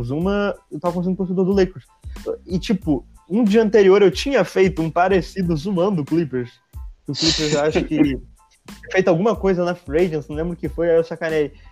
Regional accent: Angra dos Reis, Rio de Janeiro, Brazil; Sou de Angra.

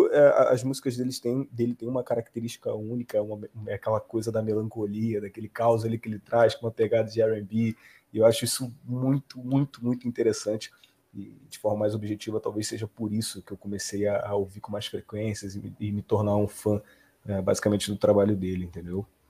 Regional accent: Rio de Janeiro, Brazil; Eu sou do Rio de Janeiro

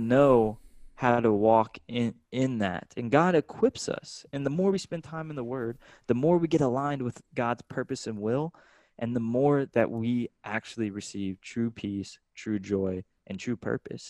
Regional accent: Austin, Texas, United States; I'm from Austin, Texas, you know, this super artistic place.

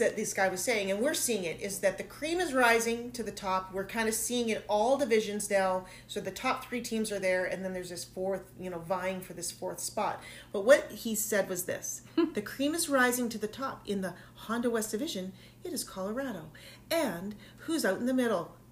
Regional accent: Saskatoon, Saskatchewan, Canada; accent: Canadian; My home province, I might add. Born in Saskatoon, Saskatchewan. There's my little Canadian accent there.

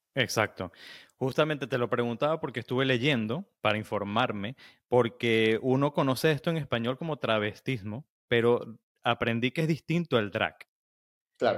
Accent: Venezuela; como venezolanos

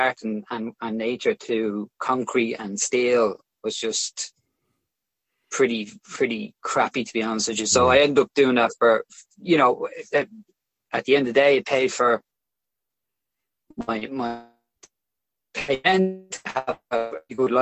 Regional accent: Dublin, Leinster, Ireland; So I grew up in Crumlin, which is a pretty working class area of Dublin

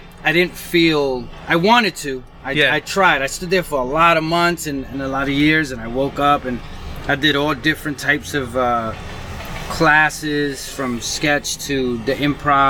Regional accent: New York City, New York, United States; I grew up in Bushwick

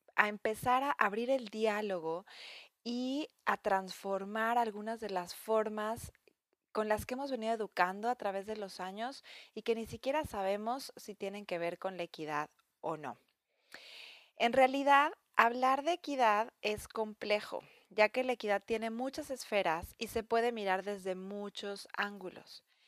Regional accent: Mexico; moved away; mi país de origen

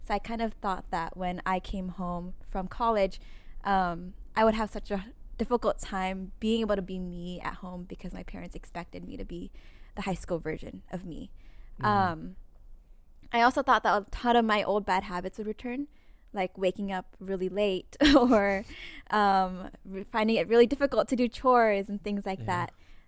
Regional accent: Cache Valley, Utah, United States; I returned home. I returned back to my hometown of Cache Valley.

